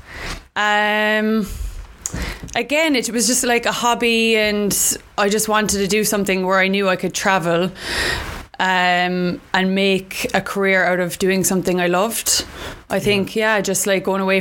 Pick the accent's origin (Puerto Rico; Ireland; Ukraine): Ireland; Cork, Munster; moved away as an adult; now in London, United Kingdom; I'm from Cork in Ireland